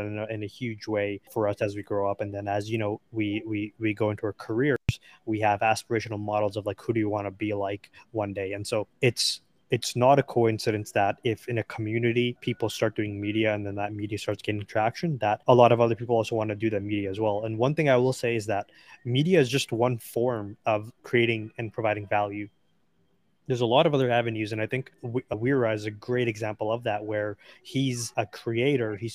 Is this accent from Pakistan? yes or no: yes; Pakistan; I'm Pakistani